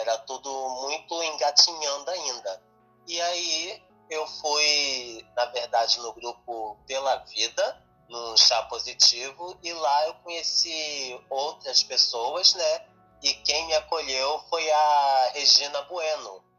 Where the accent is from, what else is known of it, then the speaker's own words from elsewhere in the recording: Rio de Janeiro, Brazil; cidade do Rio de Janeiro, que é minha cidade natal